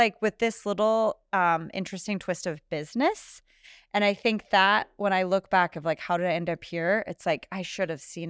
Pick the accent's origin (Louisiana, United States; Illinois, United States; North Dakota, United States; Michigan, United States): North Dakota, United States; also born or lived in Minnesota, United States; And then my family, we lived in North Dakota, though. So I grew up kind of all over the stat